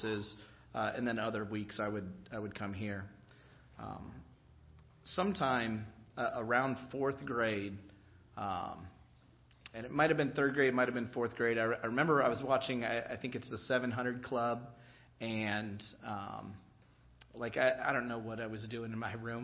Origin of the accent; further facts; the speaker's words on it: Lillian Avenue, Indiana, United States; I grew up on Lillian Avenue